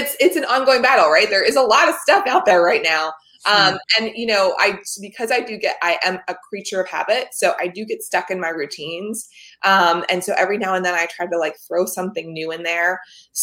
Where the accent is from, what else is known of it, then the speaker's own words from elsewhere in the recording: Delaware County, Pennsylvania, United States; I grew up in that area.